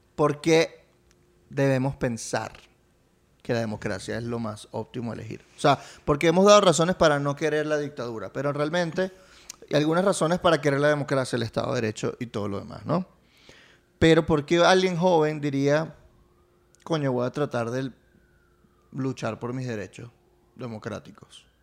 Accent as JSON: {"language": "Spanish", "country": "Venezuela", "also_born_or_lived": "Italy", "said": "mi país, Venezuela y sus playas. En el 92, mis papás llegaron el 7 de febrero del 92"}